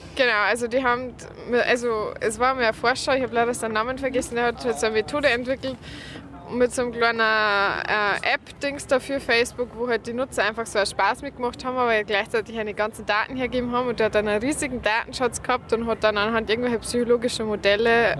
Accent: Lower Bavaria, Germany; accent: Lower Bavarian; mit meinem niederbayerischen Dialekt

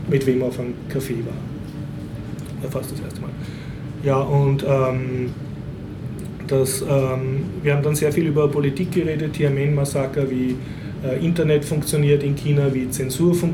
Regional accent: Vienna, Austria; bin als Wiener endlich wieder mal in ein Wiener Kaffeehaus gegangen

